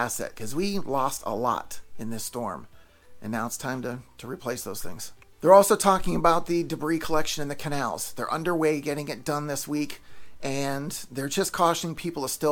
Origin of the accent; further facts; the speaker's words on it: Pennsylvania, United States; now in Florida, United States; I'm from Pennsylvania